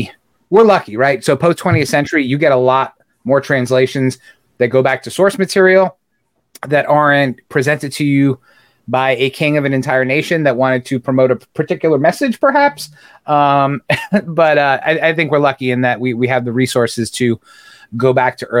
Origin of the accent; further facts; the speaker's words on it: New York, United States; you were like me and you grew up in New York